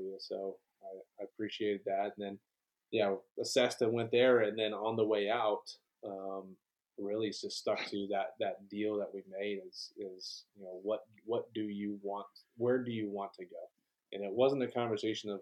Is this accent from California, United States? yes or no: no; Tucson, Arizona, United States; moved away as an adult; also born or lived in Colorado / Fort Bragg, North Carolina; now in Clarksville, United States; I grew up in Tucson, Arizona, and was born in Colorado, moved down to Tucson when I was young. I spent most, my entire childhood there.